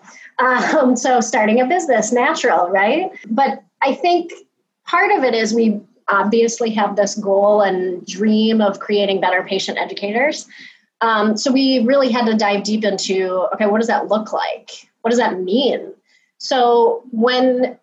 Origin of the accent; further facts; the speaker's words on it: Chicago, Illinois, United States; I am from the Chicagoland area